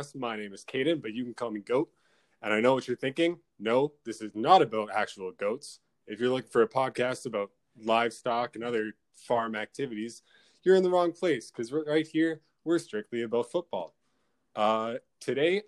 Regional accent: Canada; I'm from Canada.

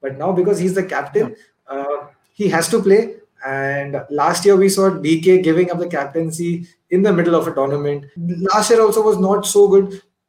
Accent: Pune, Maharashtra, India; I'm from Pune.

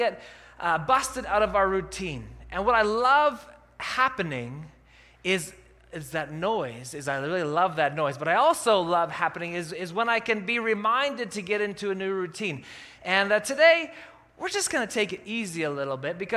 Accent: Calgary, Alberta, Canada; now in Kelowna, Canada; I grew up in Calgary.

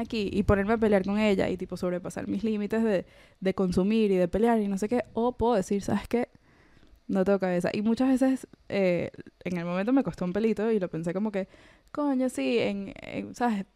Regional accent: Venezuela; moved away; yo crecí en la Venezuela de Chávez

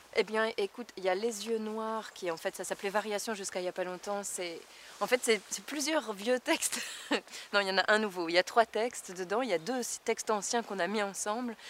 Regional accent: Tournai, Wallonia, Belgium; ma ville natale.

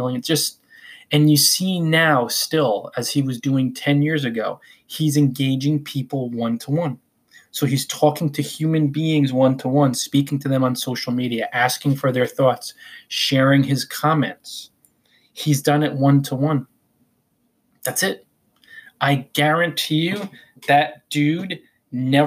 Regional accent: Northern New Jersey, United States; I am from Northern New Jersey, so I say Quora

